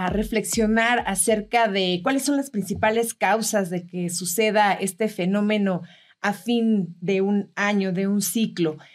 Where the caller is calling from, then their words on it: Bogotá, Colombia; Hola Coca, buenas tardes. … de Bogotá, Colombia. Yo trabajé el año pasado durante 20 años, más de 20 años, por una forma de contratación aquí en Colombia que se llama por nómina.